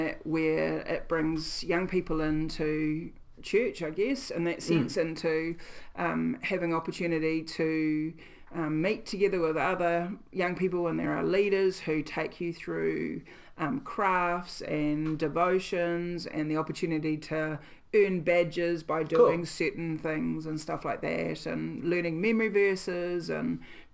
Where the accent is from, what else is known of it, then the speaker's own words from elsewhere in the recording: Gisborne, New Zealand; also born or lived in Dunedin; we moved back from Dunedin to Gisborne